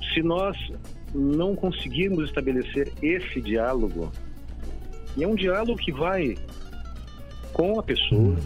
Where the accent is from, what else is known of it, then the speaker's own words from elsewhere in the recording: Brazil; nós somos muito brasileiros